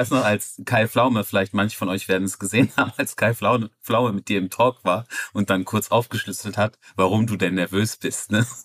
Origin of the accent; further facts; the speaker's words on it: Netherlands; Gott, mein, ich komme aus Holland. Ich liebe holländischen Dialekt. Ich liebe Holland auch.